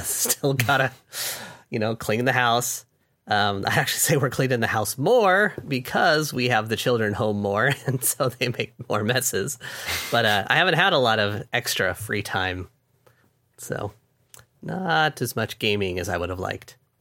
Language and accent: English; California, United States; I'm from California